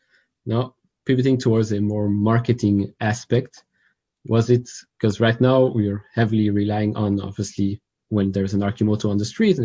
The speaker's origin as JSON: {"language": "English", "country": "Belgium", "said": "I'm from Belgium, so here it rains 90% of the year."}